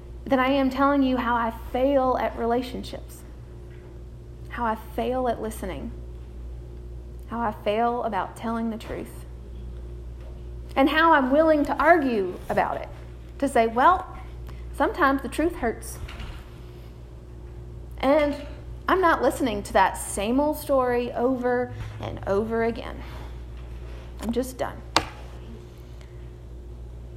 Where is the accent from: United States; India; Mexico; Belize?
United States; we as American Christians